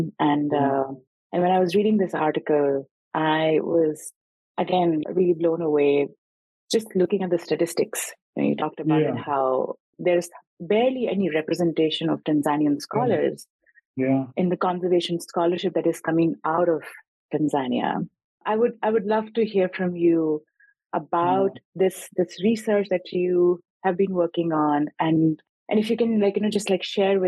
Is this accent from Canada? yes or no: no; India; moved away; I grew up originally in India